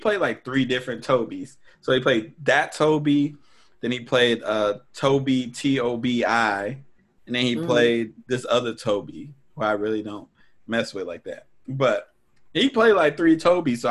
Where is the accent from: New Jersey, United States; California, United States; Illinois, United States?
California, United States; as a Californian